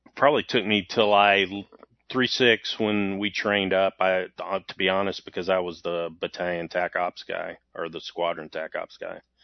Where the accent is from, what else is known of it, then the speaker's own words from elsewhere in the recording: Waco, Texas, United States; I grew up in Waco, Texas